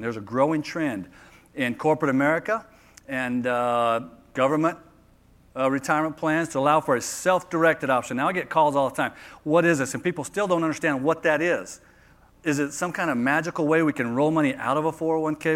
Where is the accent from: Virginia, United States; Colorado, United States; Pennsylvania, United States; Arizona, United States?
Arizona, United States; Phoenix; I'm from Phoenix